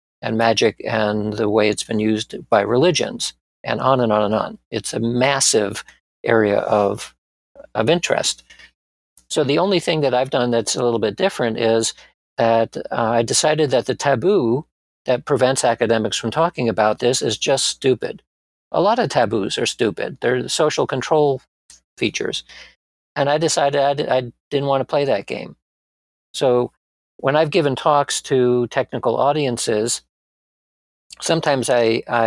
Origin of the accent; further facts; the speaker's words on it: Springfield, Massachusetts, United States; moved away as an adult; also born or lived in Bronx, New York City / Atlanta, Georgia; we moved to Springfield, Massachusetts, where I had most of my formative years